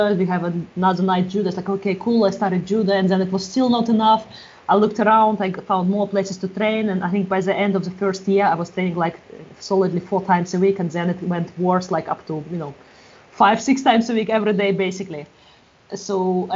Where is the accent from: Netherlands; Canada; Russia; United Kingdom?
Russia; moved away as an adult; also born or lived in Europe; now in Galway, Ireland; I'm from Russia, but past 15 years I've been a little bit around Europe, and past 5 years I've been around in Galway.